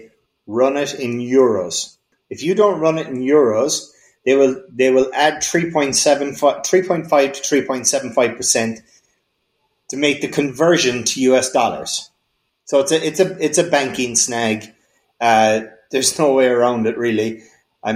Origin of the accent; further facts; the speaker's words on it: Kerry, Munster, Ireland; I'm from Kerry